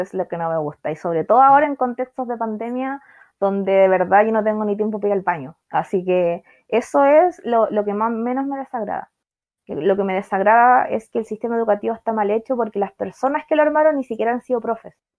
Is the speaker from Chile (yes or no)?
yes; Chile; nosotros como wincas, como chilenos